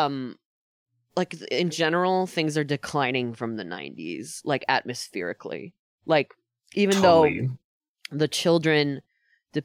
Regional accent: Dutchess County, New York, United States; moved away as an adult; now in Queens, New York City, United States; growing up in Dutchess County instead of growing up in the city.

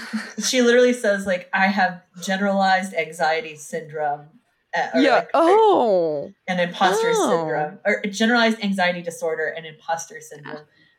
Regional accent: the South, United States; Yeah, I grew up gay in the South.

